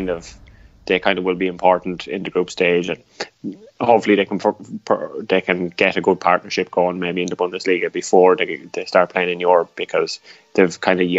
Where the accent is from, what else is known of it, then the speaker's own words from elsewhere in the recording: Ireland; accent: Irish; my Irish accent